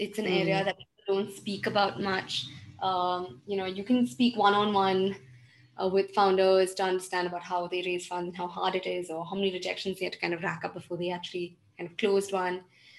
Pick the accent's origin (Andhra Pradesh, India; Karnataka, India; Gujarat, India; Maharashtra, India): Karnataka, India; Belgaum; This is the quality of, you know, vegetables and produce I used to have growing up in Belgaum.